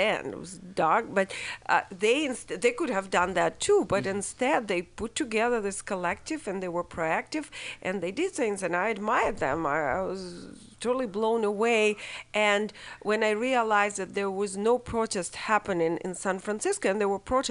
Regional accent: Russia; moved away as an adult; now in United States; I grew up in Russia and came to be and formed in Russia

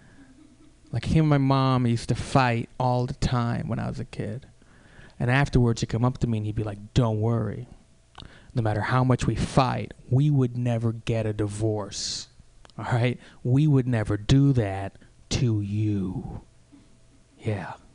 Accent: Bay Area, California, United States; moved away as an adult; also born or lived in New York City; I grew up in the Bay, and in the Bay Area, I am Indian.

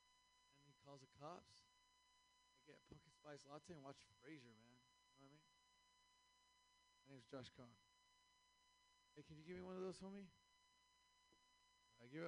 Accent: Seattle, Washington, United States; I'm an educated man. I come from Seattle.

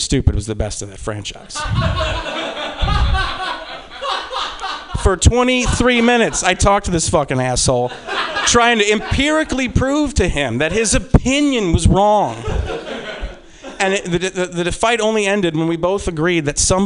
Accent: Midwest, United States; I'm a Midwesterner

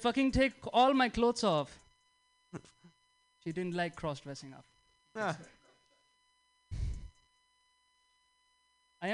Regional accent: India; moved away as an adult; now in United States; I'm from India

